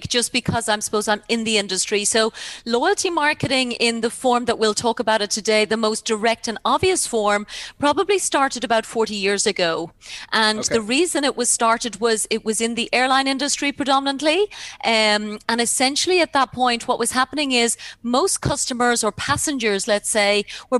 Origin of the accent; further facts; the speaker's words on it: Ireland; moved away as an adult; now in Dubai, United Arab Emirates; I come from Ireland and I came to Dubai and then went back to Ireland and actually just moved back here in 2017.